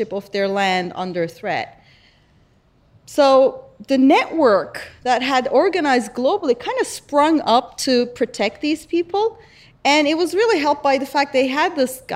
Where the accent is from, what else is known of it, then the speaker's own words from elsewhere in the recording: Istanbul, Turkey; So I grew up in Istanbul, right? And I grew up in Turkey